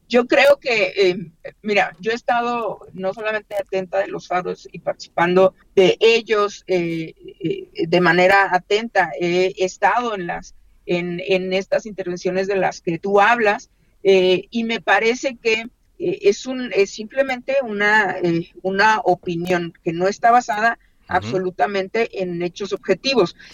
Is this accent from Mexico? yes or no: yes; Chihuahua, Mexico; yo soy del estado de Chihuahua